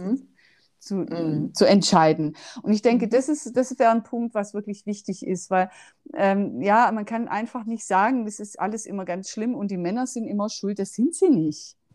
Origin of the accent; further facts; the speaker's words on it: Stuttgart, Baden-Württemberg, Germany; accent: Swabian; Ade sagt man eigentlich als Schwabe